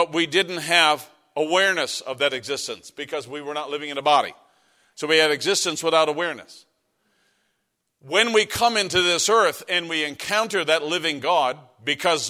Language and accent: English; Canada; moved away; As a Canadian